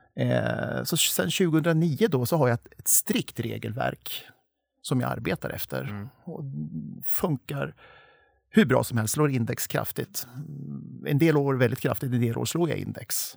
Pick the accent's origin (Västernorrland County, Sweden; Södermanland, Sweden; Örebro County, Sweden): Södermanland, Sweden; Torshälla; i min hemby eller hemstad Torshälla